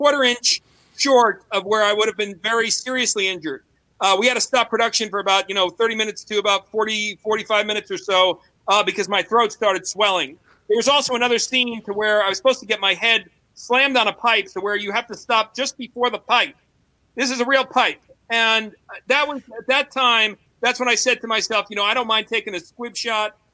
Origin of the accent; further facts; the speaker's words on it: New York, United States; I'm Italian-American. I'm from New York.